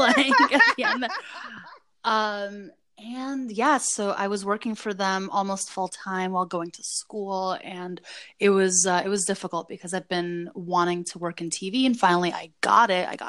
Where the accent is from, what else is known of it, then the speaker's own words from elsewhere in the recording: Saint Petersburg, Russia; English is a second language; also born or lived in New Jersey / New York; now in United States; Former Soviet Union, then St. Petersburg in Russia, then New Jersey, and then New York.